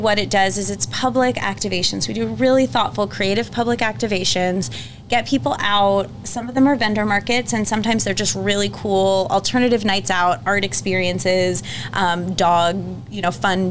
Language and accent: English; Tampa, Florida, United States; also born or lived in Washington, D.C. / Denver; now in St. Louis, United States; So I grew up in Tampa